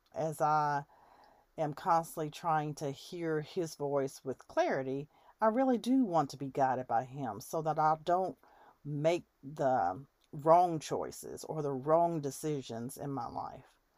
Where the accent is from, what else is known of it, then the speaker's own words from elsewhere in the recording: United States; I have in my country as an American